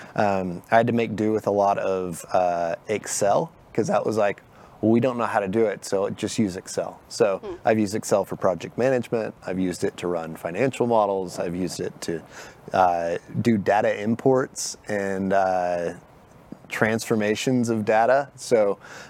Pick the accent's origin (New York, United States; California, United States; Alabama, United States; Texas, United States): Texas, United States; Dallas; I'm actually born and raised in Dallas. So I'm from here.